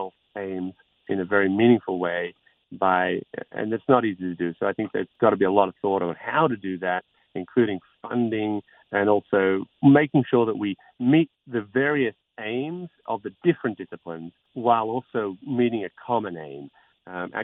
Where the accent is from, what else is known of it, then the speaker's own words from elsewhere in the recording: Queensland, Australia; also born or lived in Sydney, New South Wales; now in Great Ocean Road, Australia; I was born in Sydney, as it happened, but I grew up in Queensland.